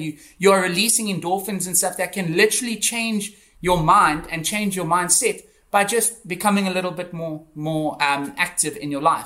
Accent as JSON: {"language": "English", "town": "Johannesburg", "region": "Gauteng", "country": "South Africa", "tie": "born or raised there", "also_born_or_lived": "Cape Town", "moved": "as an adult", "said": "I'm from South Africa. I grew up in in Johannesburg"}